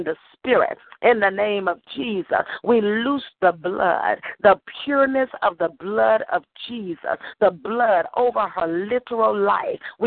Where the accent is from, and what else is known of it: Arkansas, United States; born or raised there